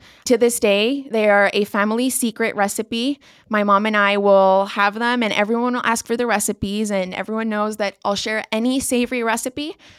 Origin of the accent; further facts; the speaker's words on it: Colombia; also born or lived in Singapore; Growing up in Colombia, you can find sushi nowadays, but when I was young, sushi I don't think existed back then.